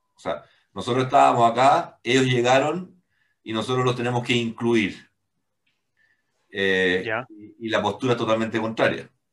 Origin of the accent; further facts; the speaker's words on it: Chile; como chilenos tenemos que hacer algo